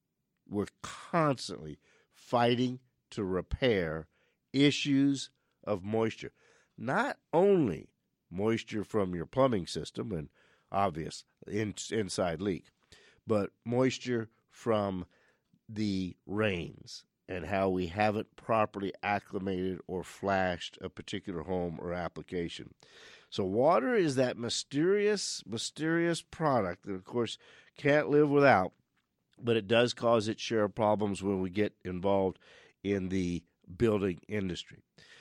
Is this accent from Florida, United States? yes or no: no; Louisiana, United States; now in Phoenix, United States; We're from South Louisiana. We've landed in Phoenix in 1965. But still a lot of family back on the Southeast Coast and the Gulf Coast.